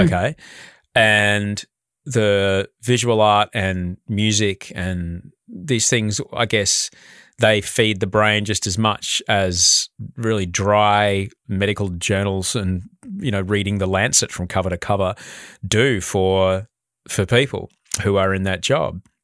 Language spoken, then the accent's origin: English; Brisbane, Queensland, Australia; I, I grew up in Brisbane